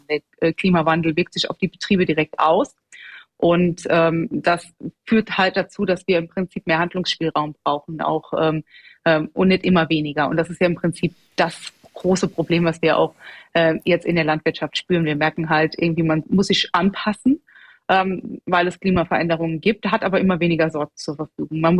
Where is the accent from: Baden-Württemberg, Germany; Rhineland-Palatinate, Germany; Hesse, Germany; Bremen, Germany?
Rhineland-Palatinate, Germany; und ich komme aus Rheinland-Pfalz, da gibt es wirklich äh, alles vom Direktvermarkter